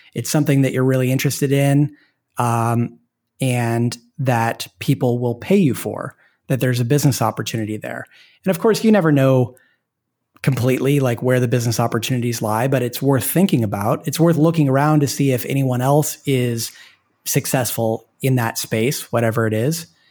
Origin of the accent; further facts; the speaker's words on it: Portland, Oregon, United States; moved away; I'm from Portland, Oregon, which is a great place to be from. And, and my wife and I moved back there because we have family there